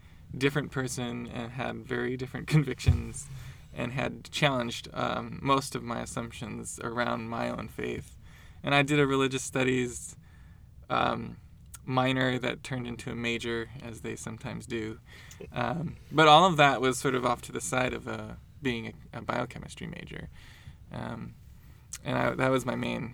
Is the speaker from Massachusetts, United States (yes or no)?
no; Portland, Oregon, United States; I grew up in Portland, Oregon